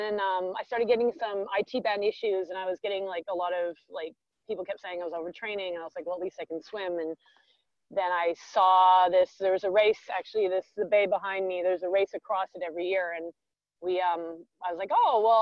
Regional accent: Vancouver, British Columbia, Canada; I am from Vancouver, where I am right now in Canada. I grew up here.

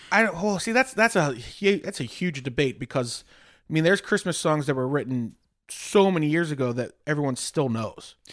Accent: Pittsburgh, Pennsylvania, United States; moved away as an adult; I grew up sheltered in Pittsburgh.

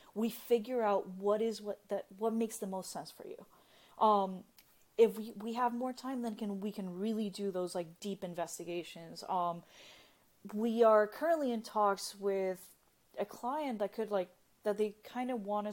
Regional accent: Nicaragua; now in United States; I'm originally from Nicaragua

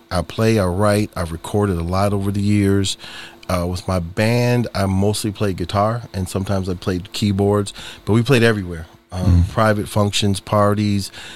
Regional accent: Detroit, Michigan, United States; born and raised in Detroit.

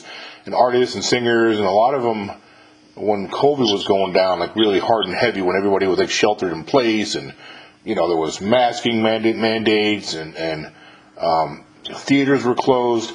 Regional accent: 39 miles north of New York City, United States; moved away as an adult; I was born and raised about 39 miles north of New York City

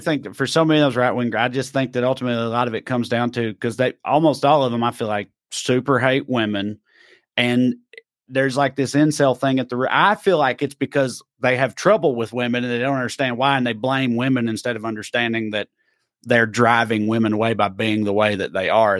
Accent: the South, United States; I grew up in the South in the fucking nineties and two thousands

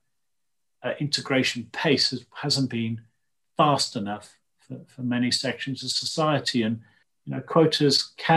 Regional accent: Llanrumney, Wales, United Kingdom; moved away; also born or lived in Swansea / Warwick; I came from Llanrhymdrin, and my sort of catchphrase would be, you can take the boy out of Llanrhymdrin, but you can't take the Llanrhymdrin out of the boy

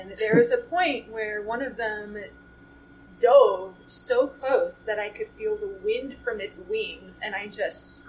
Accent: Miami, Florida, United States; moved away as an adult; also born or lived in Gainesville, Florida; now in Tallahassee, United States; I am a Florida native, and I was born in Miami, traveled to Gainesville for undergrad, and have now ended up in Tallahassee, Florida

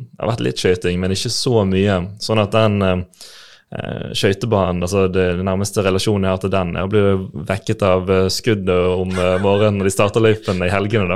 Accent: Bergen, Vestland, Norway; also born or lived in Landås, Bergen / Sandviken, Bergen; jeg vokste opp i Fana, like ved Slåtthaug skøytebane

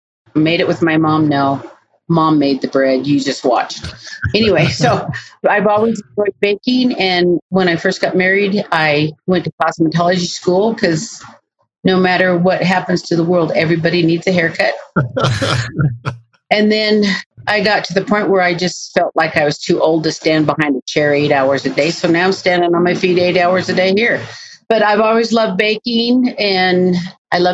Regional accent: Ogden, Utah, United States; moved away as an adult; also born or lived in Washington / Oregon / Arizona; I was born and raised right here in Ogden, off of 2nd Street in Jackson

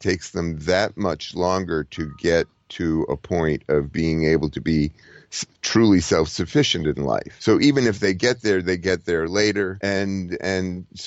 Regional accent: United States; I'm an American

